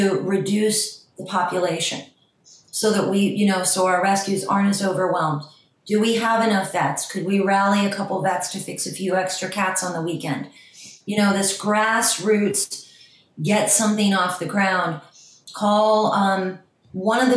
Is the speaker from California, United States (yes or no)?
no; Ohio, United States; also born or lived in New York / Miami; now in Los Angeles, United States; I'm from Ohio originally, but I lived in New York. I learned to trap in Miami. I live in LA.